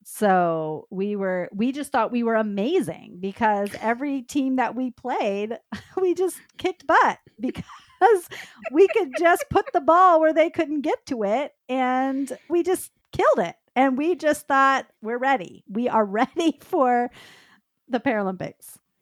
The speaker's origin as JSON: {"language": "English", "town": "Dallas", "region": "Texas", "country": "United States", "tie": "born or raised there", "said": "I grew up in the Dallas, Texas area"}